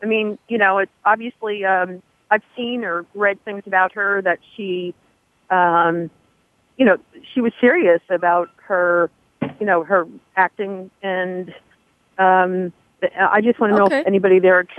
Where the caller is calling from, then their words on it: northern New Jersey, United States; I'm calling actually right now. I'm outside in a beautiful day here in northern New Jersey.